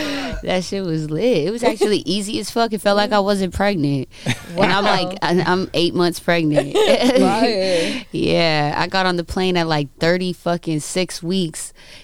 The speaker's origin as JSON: {"language": "English", "region": "California", "country": "United States", "said": "I'm actually from the Inland Empire."}